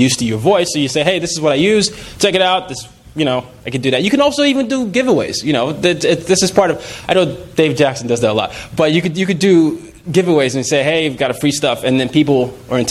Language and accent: English; Nigeria; I'm from Nigeria